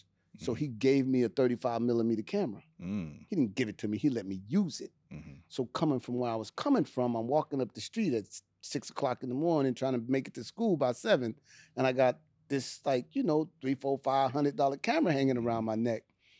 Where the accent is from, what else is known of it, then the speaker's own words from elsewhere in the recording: Richmond, California, United States; Growing up in Richmond, man, no. See, because that's the Bay Area.